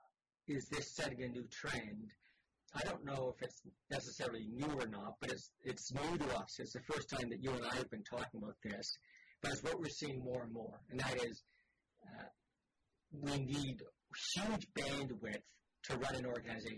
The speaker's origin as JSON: {"language": "English", "country": "Canada", "said": "as a Canadian"}